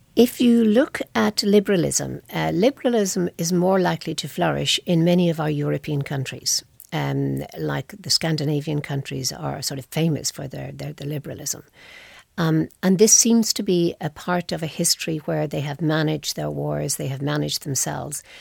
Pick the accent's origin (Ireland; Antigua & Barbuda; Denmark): Ireland; I come from Ireland.